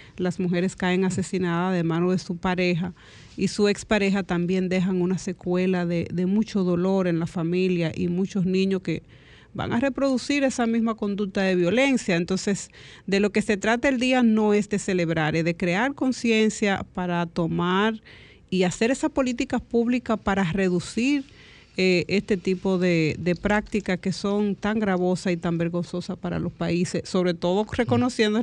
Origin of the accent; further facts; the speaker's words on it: Dominican Republic; el merengue es lo que nos identifica como dominicanos